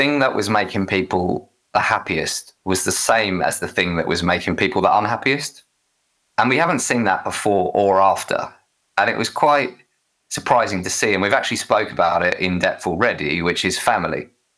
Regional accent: Essex, East of England, United Kingdom; accent: Essex; I'm from Essex, so we pronounce thriving with an F

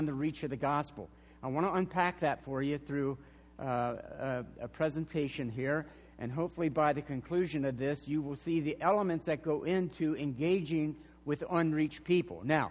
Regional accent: York County, Pennsylvania, United States; moved away as an adult; now in Arizona, United States; we're originally from York. We both grew up in York County

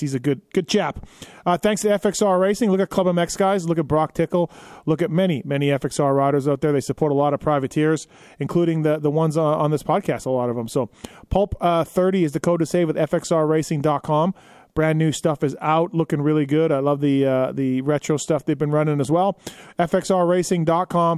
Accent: Canada; I'm Canadian

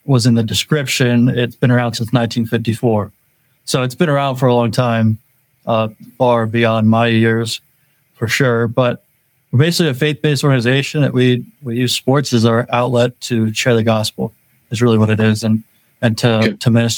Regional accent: New Holland, Pennsylvania, United States; I grew up in New Holland my whole life.

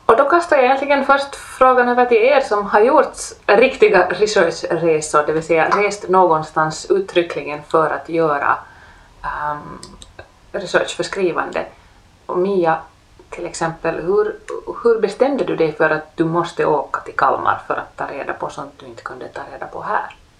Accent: Helsinki, Uusimaa, Finland; det är ju ändå min hemstad

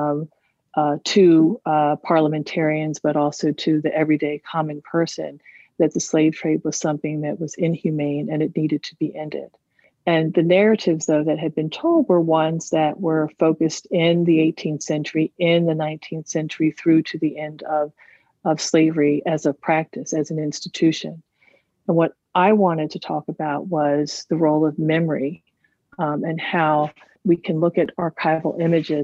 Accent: Silver Spring, Maryland, United States; as a young person growing up in Silver Spring, Maryland

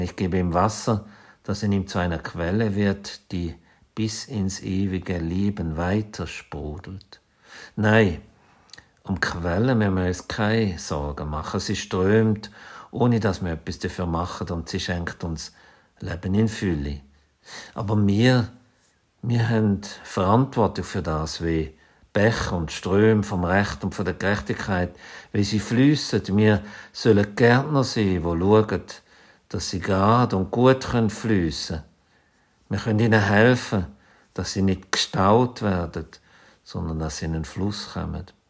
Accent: Zürcher Weinland, Zurich, Switzerland; moved away; also born or lived in Basel; Aufgewachsen bin ich im Zürcher Wieland

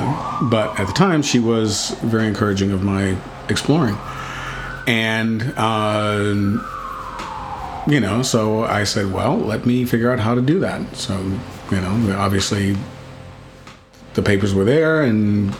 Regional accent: Texas, United States; I'm from Texas.

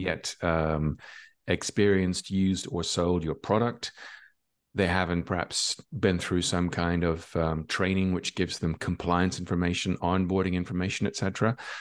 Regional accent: Ireland; now in Barcelona, Spain; I'm from Ireland, but I live in Barcelona in Spain.

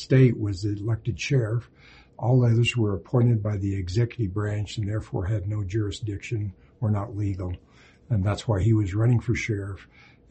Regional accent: Montpelier, Idaho, United States; moved away as an adult; also born or lived in Utah; I was born and raised in southeastern Idaho, Montpelier, Idaho

